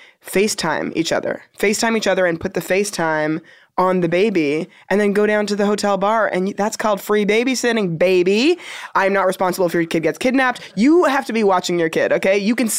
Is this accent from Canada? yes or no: yes; Toronto, Ontario, Canada; Born and raised. And that doesn't answer your question at all. My family lives in Toronto.